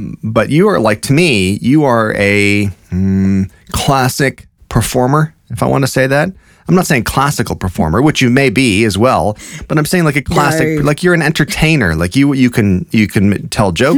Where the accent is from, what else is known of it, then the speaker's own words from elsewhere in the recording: Canada; As a Canadian